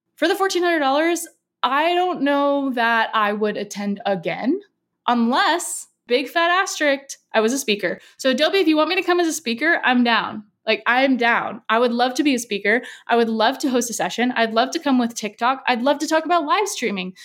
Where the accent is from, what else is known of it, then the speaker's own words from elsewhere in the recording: San Diego, California, United States; I'm from San Diego